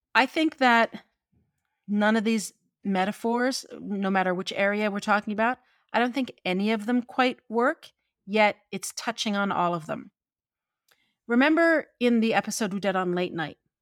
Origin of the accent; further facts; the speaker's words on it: St. John's, Newfoundland and Labrador, Canada; I'm from Newfoundland and I am a townie. I am called a townie 'cause I am from the capital city.